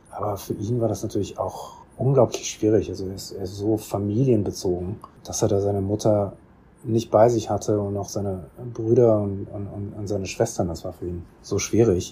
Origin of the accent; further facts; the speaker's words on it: Bonn, North Rhine-Westphalia, Germany; moved away as an adult; now in South Korea; Ich bin in Bonn aufgewachsen